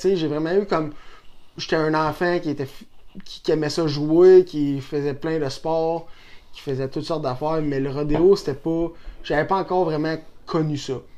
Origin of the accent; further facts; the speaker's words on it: Saint-Tite, Quebec, Canada; also born or lived in Shawinigan; je suis né à Saint-Tite depuis que je suis jeune. J'ai fait une coupe de maison ici à Saint-Tite euh, quand j'étais jeune.